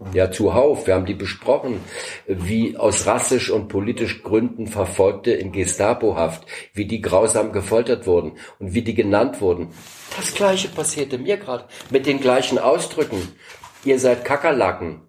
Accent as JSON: {"language": "German", "region": "Berlin", "country": "Germany", "tie": "born or raised there", "moved": "yes", "said": "Ich bin ja in Ostberlin oder in Berlin geboren und äh, war zu einer Zeit Schüler, als es die Mauer noch gar nicht gab"}